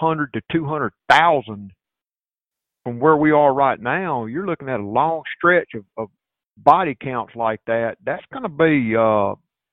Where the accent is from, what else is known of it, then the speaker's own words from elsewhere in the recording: United States; I'm American